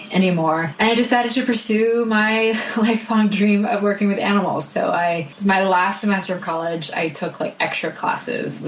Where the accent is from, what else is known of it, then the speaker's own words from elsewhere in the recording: Hong Kong; moved away as an adult; also born or lived in Canada / Taiwan / United States; I grew up in Hong Kong. There was a 2-year stint in Taiwan as well